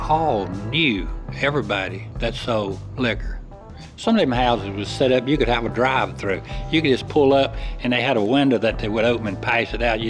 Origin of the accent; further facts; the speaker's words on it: Greenville, South Carolina, United States; I grew up around Brandon, over at West Greenville, Brandon Mill Village.